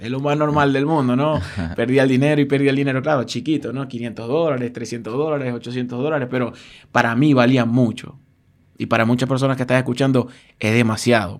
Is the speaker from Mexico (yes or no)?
no; Venezuela; moved away as an adult; also born or lived in Argentina; mi país, que es Venezuela